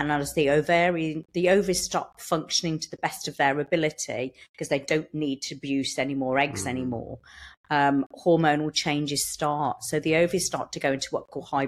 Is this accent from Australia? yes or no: no; United Kingdom; I'm from Starport. Nice and local. Born and bred, yes, walked here today